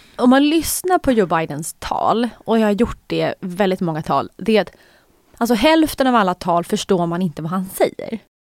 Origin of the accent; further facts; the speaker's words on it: Sweden; som svensk